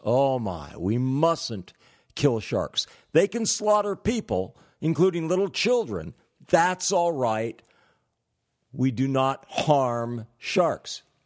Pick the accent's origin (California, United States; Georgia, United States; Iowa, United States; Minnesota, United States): California, United States; moved away; I'm originally from California